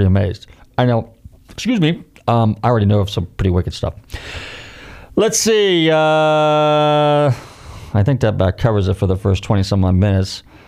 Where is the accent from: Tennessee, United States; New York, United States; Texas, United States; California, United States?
California, United States; now in Florida, United States; I can say that because I came from California